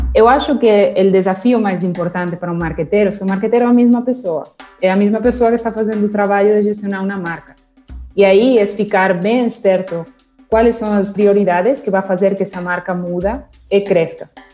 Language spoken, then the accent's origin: Portuguese; Barcelona, Catalonia, Spain; Portuguese is a second language; moved away as an adult; also born or lived in United Kingdom; now in Brazil; Yo comencé mi carrera en España, en Barcelona, son eh, soy nacida en Barcelona